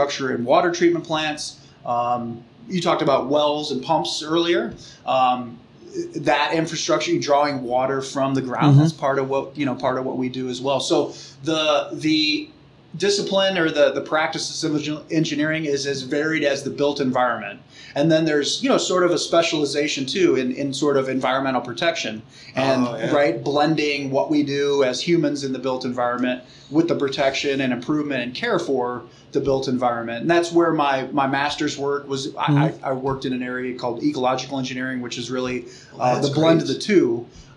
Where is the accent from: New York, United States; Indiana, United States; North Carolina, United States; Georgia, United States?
Indiana, United States; Porter County; I grew up in Porter County